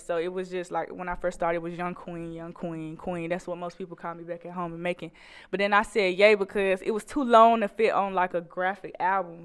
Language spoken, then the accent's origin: English; Macon, Georgia, United States; moved away as an adult; now in Fayetteville, United States; I'm coming from Macon, Georgia.